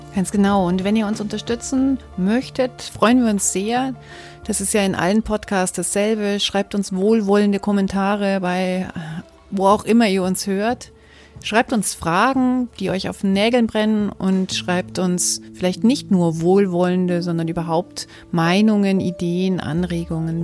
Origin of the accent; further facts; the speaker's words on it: Munich, Bavaria, Germany; ich bin in München geboren, habe mein ganzes Leben immer nur in München gelebt